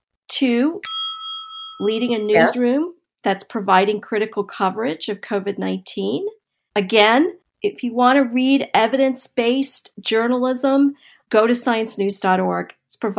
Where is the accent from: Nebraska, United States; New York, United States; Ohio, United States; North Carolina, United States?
North Carolina, United States; For me, it was also being of my parents being immigrants from India and growing up in Eastern North Carolina as for my whole childhood